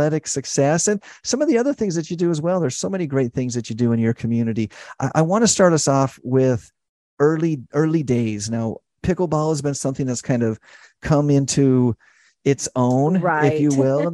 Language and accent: English; Idaho, United States; now in St. George, United States; I grew up in Idaho